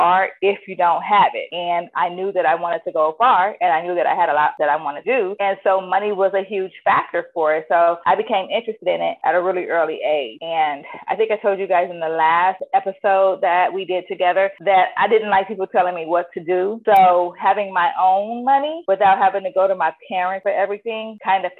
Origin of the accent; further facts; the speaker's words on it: Inglewood, California, United States; I am from Inglewood, California.